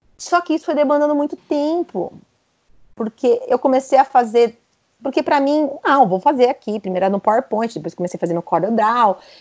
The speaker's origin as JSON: {"language": "Portuguese", "region": "São Paulo", "country": "Brazil", "said": "eu sou de São Paulo"}